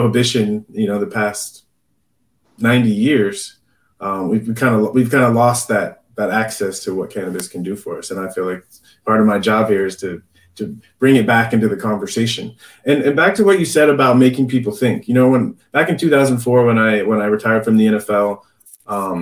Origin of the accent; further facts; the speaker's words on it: San Diego, California, United States; I grew up in San Diego